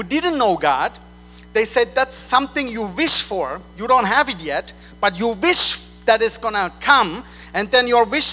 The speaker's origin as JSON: {"language": "English", "country": "Switzerland", "second_language": "English", "moved": "as an adult", "said": "I'm from Switzerland. I moved here 4 years ago. And in Switzerland, you say today morning."}